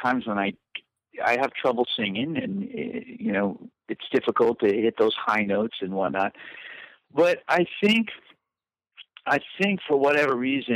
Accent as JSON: {"language": "English", "region": "Southern California", "country": "United States", "tie": "born or raised there", "also_born_or_lived": "Whittier / Pasadena / La Mirada / Fullerton", "said": "I grew up in Southern California"}